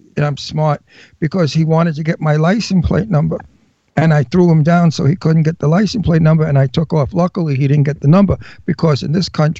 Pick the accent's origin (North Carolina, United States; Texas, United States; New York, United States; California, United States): New York, United States; New York City; moved away; Well, I'm a wild guinea from Brooklyn. I'm Italian from Brooklyn.